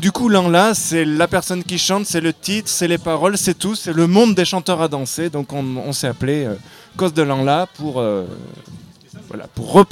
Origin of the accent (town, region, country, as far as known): Auvergne-Rhône-Alpes, France